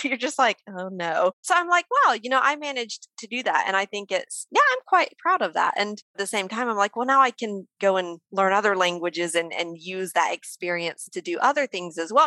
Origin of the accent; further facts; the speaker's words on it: Mississippi, United States; moved away as an adult; now in France; I'm from Mississippi, which is like the poorest, most most rural state in the US.